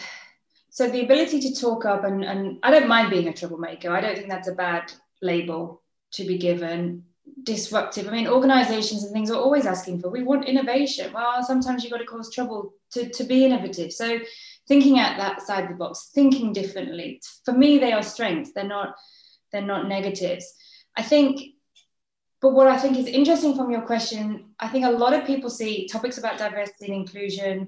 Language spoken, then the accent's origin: English; England, United Kingdom; accent: English; first language English; moved away as an adult; now in Netherlands; I'm British